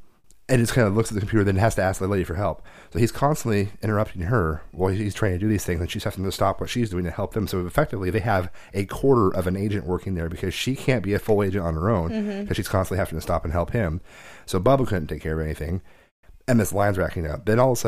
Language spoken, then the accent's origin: English; Portland, Oregon, United States; I'm from Portland.